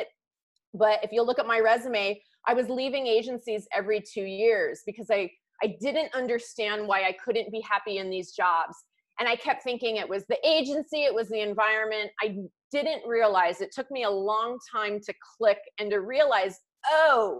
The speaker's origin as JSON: {"language": "English", "region": "California", "country": "United States", "tie": "born or raised there", "said": "I'm from California. I went local, close to where I grew up."}